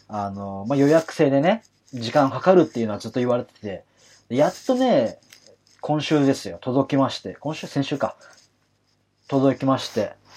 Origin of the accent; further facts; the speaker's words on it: Kanagawa, Japan; 私神奈川出身なんでね